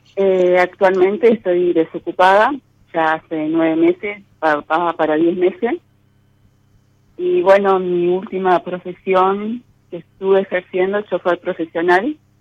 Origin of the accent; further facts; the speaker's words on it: San Salvador, Entre Ríos, Argentina; San Salvador, Entre Ríos